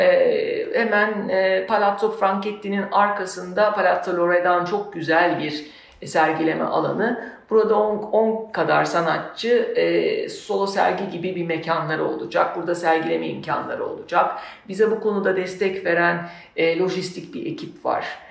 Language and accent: Turkish; Söke, Aydın, Turkey; moved away; also born or lived in Istanbul; Benim doğduğum, büyüdüğüm topraklarda ki benim doğduğum, büyüdüğüm yer Söke